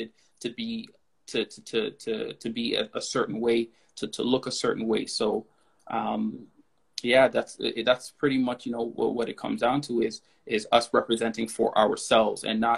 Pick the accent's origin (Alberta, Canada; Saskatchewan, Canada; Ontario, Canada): Ontario, Canada; Toronto; I grew up in Galloway, you know, Galloway and Kingston in Scarborough